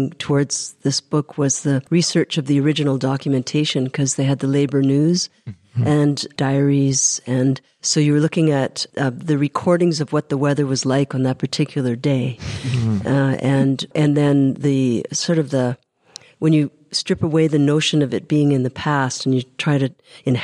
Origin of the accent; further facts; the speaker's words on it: Winnipeg, Manitoba, Canada; growing up in Crescentwood